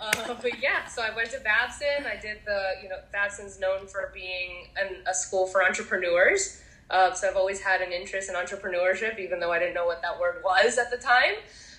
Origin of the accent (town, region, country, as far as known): El Salvador; born or raised there; also born or lived in Miami Beach, Florida, United States / Guatemala